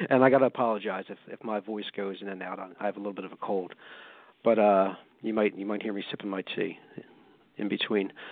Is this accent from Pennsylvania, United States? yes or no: yes; Pennsylvania, United States; I'm, I'm from Pennsylvania, and, and anybody from Pennsylvania